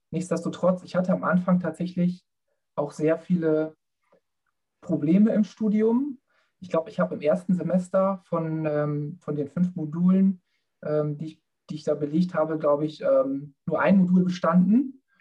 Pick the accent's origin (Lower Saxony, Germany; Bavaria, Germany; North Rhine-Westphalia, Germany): Lower Saxony, Germany; Bad Zwischenahn; Ja, also ich komme aus Bad Zwischenahn, ähm, bin dort aufgewachsen.